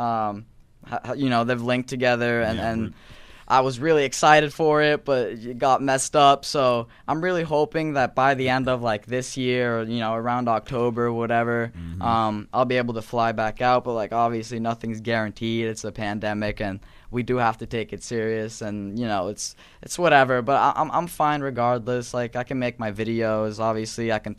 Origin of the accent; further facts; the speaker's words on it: Norway; I'm not American. I'm from Norway.